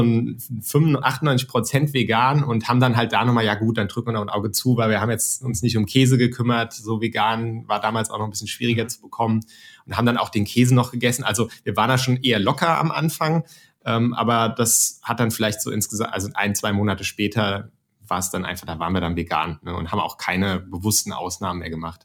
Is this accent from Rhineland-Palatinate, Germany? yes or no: yes; Mainz, Rhineland-Palatinate, Germany; moved away as an adult; now in Frankfurt, Germany; ich komme aus Mainz ursprünglich